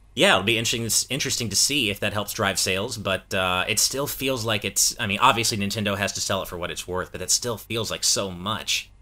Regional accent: United States; speaking as an American

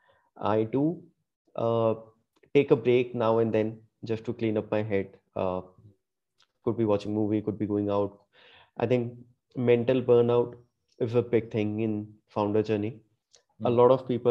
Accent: Punjab, India; moved away as an adult; also born or lived in Gurgaon; now in Bangalore, India; I did grow up all the while in Punjab

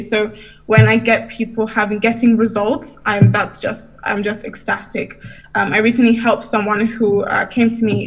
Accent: United Kingdom; I'm from the UK, but my heritage is Nigeria.

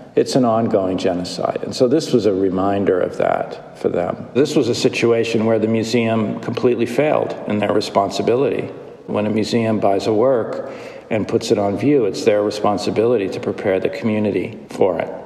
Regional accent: United States; being a white male also being an American

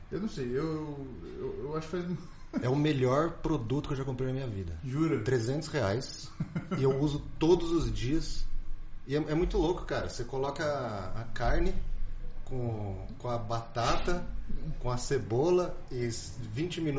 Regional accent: São Paulo, Brazil; Não, eu sou de São Paulo, eu vim resolver umas coisas aqui e, e, e vim ver o seu negócio.

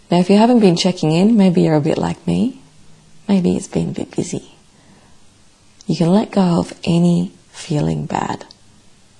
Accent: Melbourne, Victoria, Australia; my hometown, Melbourne

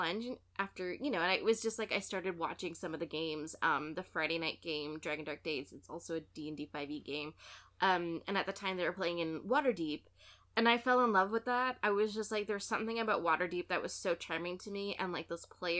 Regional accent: Canada; I'm Canadian

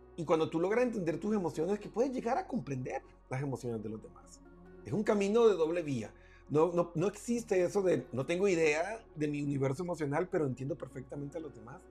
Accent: Colombia; en mi tierra Colombia

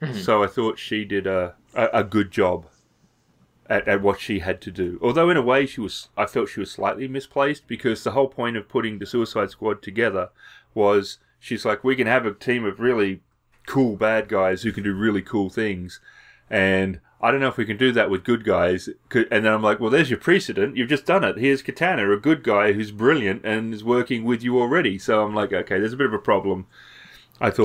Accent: Australia; as an Australian

